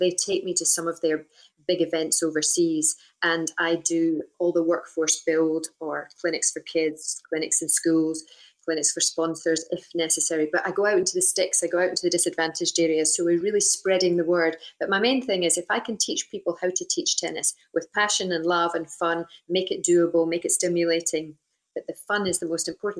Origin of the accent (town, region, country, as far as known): Scotland, United Kingdom